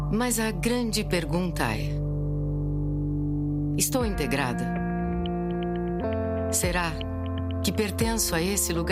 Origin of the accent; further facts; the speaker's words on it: São Paulo, Brazil; accent: Brazilian Portuguese; moved away as an adult; now in Azores, Portugal; o sotaque era português do Brasil, eles perguntavam, ah, assim, sou brasileira. Ah, tá, de onde? Ah, de São Paulo